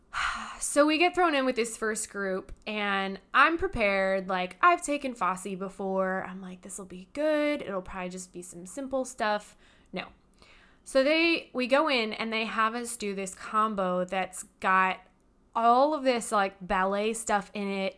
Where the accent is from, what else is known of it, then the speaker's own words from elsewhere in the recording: Hemet, California, United States; moved away; Originally, I am from California. I'm from this little teeny tiny town called Hemetz.